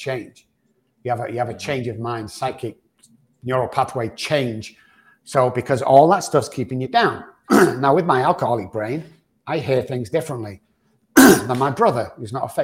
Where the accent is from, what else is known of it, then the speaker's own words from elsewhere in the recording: Manchester, North West England, United Kingdom; moved away; back in the UK where I'm from